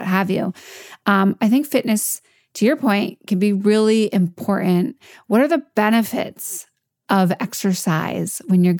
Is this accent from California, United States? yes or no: no; New York, United States; I'm a New Yorker as well.